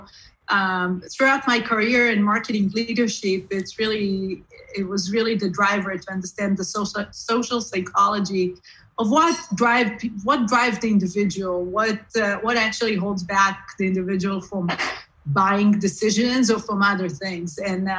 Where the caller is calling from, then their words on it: California, United States; California, from Silicon Valley, the heart of Silicon Valley.